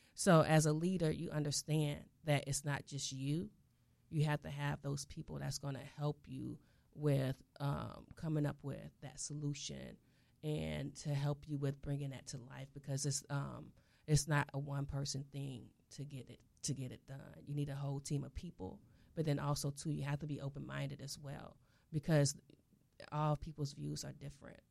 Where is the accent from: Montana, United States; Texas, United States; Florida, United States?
Florida, United States; South; I'm from South Florida